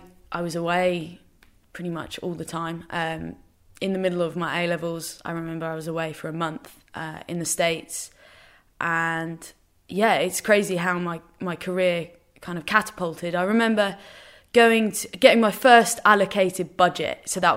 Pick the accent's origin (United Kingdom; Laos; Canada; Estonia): United Kingdom; England; So we're completely English, but everyone has resided in Northern Ireland, randomly.